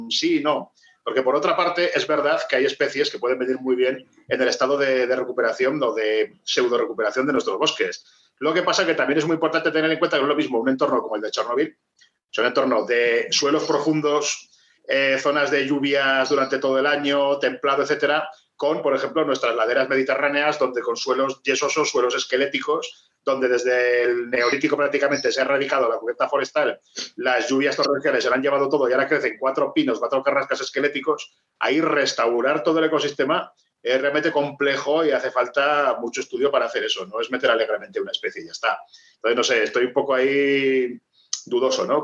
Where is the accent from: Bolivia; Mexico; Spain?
Spain; Maestrazgo; conozco mi pueblo, Maestrazgo